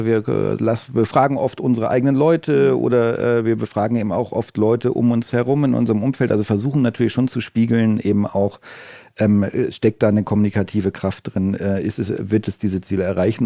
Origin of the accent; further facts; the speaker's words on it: Northern Germany, Germany; now in Stuttgart, Germany; ich bin auch als Norddeutscher irgendwie, also äh, als ich äh, hierher gezogen bin